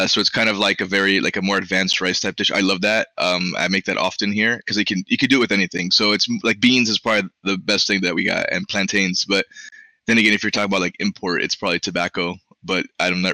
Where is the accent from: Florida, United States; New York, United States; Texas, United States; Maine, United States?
Florida, United States; Miami; first language Spanish; English is a second language; I grew up in Miami.